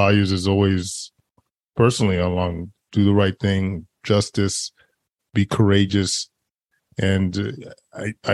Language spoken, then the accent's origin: English; Edmonton, Alberta, Canada; I was actually born and raised in Edmonton, which is a huge hockey town